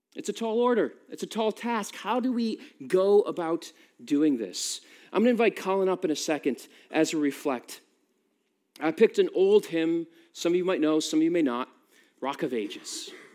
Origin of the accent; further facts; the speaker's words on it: United States; now in United Kingdom; I'm American